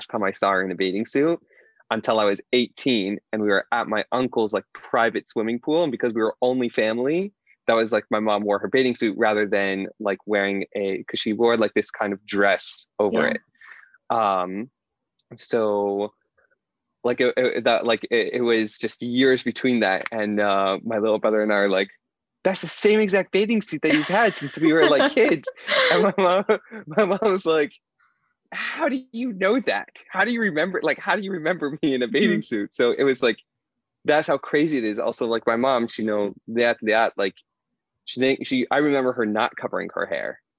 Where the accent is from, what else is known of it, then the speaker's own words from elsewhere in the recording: Indianapolis, Indiana, United States; moved away; also born or lived in Pittsburgh / Israel; I grew up in Indianapolis, Indiana, in America